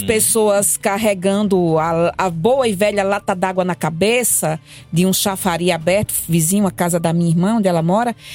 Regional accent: Solânea, Paraíba, Brazil; moved away; also born or lived in Bananeiras; Solane é onde eu nasci e vivi, e Bananeiras, onde eu passei parte da minha adolescência

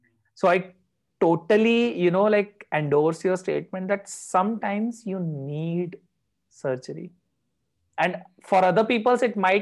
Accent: India; I come from India, which still does not accept LGBT

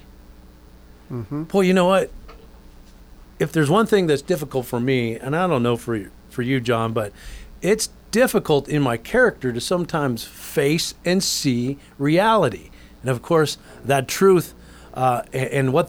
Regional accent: Anaheim, California, United States; I was born in Anaheim, California

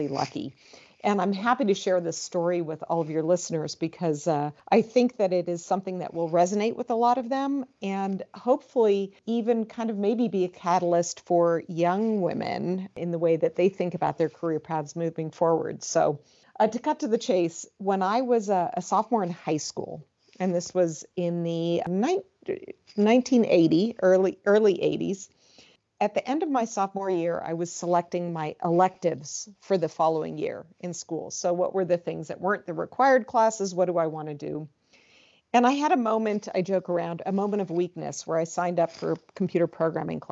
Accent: Southern California, United States; also born or lived in San Francisco / East Coast / Midwest / Arizona; I am originally from California. I was born in San Francisco, but raised more in Southern California, where I've lived for most of my life

